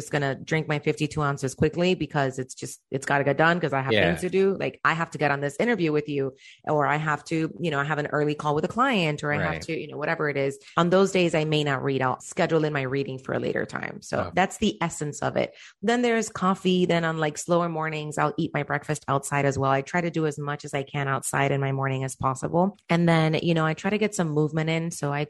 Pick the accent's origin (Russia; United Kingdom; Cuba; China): Cuba; born there; I was born in Cuba.